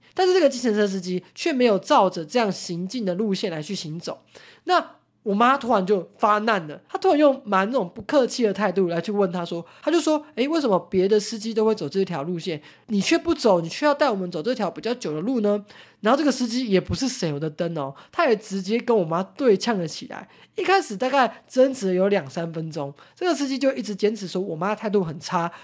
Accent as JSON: {"language": "Chinese", "country": "Taiwan", "said": "我们台湾人"}